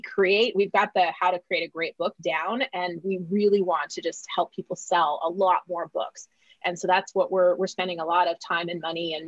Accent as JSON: {"language": "English", "region": "Alberta", "country": "Canada", "tie": "born or raised there", "also_born_or_lived": "Vancouver Island, Canada", "moved": "as an adult", "lives_now": "Los Angeles, United States", "said": "I grew up in Alberta"}